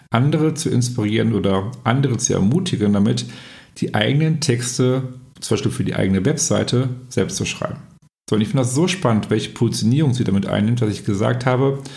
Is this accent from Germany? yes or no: yes; Essen, North Rhine-Westphalia, Germany; ich bin hier in Essen groß geworden, bin auch nie irgendwie